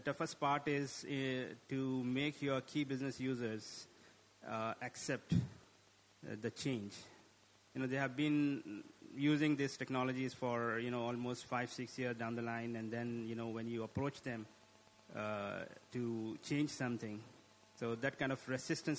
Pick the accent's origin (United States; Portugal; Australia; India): India; now in Qatar; I'm basically from India and I'm based out of Qatar